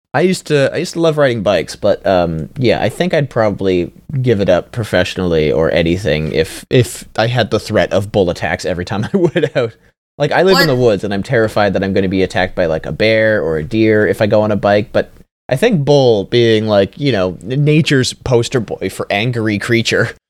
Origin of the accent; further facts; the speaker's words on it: Canada; I'm Canadian